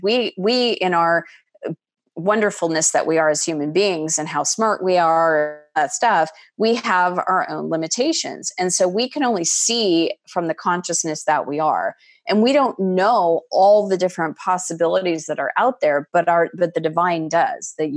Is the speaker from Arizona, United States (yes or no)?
yes; Arizona, United States; I was a woman that was born and raised in Arizona, met and married a man from Montreal, Canada